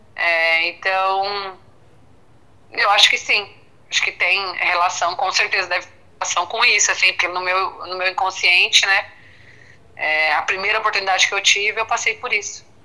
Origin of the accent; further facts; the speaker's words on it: interior of Paraná, Brazil; moved away as an adult; also born or lived in Curitiba; now in São Paulo, Brazil; sou do interior do Paraná